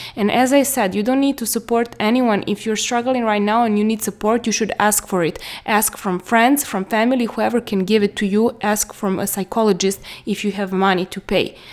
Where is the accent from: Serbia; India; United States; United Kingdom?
Serbia; I'm from Serbia.